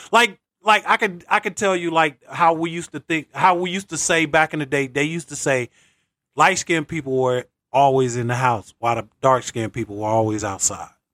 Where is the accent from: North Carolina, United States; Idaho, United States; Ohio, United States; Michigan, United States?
North Carolina, United States; Greenville; growing up in North Carolina, shout out Greenville